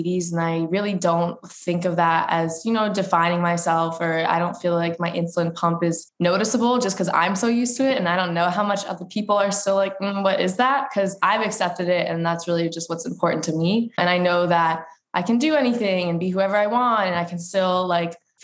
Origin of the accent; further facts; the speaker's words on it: Pennington, New Jersey, United States; I am from Pennington, New Jersey